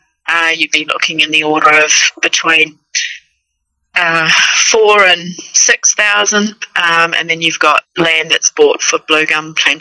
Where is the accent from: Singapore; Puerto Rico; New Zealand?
New Zealand; North Island East Coast; moved away as an adult; now in Warrnambool, Australia; Well, originally I'm from New Zealand, so if I butcher vowels and sound like I'm from another planet, I actually am. But I'm from an area of New Zealand, North Island East Coast. We moved as a family here into southern Victoria, into the city of Warrnambool in 2009.